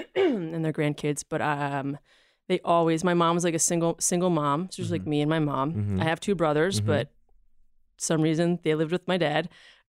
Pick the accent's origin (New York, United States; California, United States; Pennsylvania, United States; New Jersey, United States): Pennsylvania, United States; outside of Philadelphia; Outside of Philly and Pennsylvania